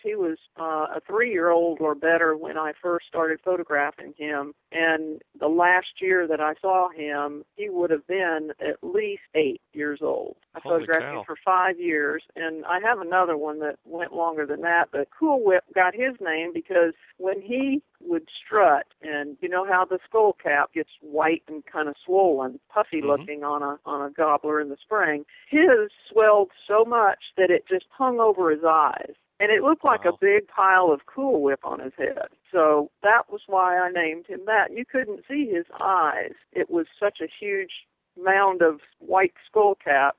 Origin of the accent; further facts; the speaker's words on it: Ocala, Florida, United States; also born or lived in Kansas; I'm originally from Kansas, but I was raised in Ocala, near Ocala, Florida